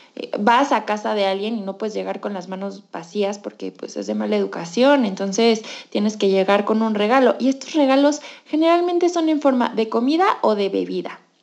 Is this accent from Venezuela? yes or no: no; Mexico; soy mexicana y yo crecí en una cultura en la que la comida dice mucho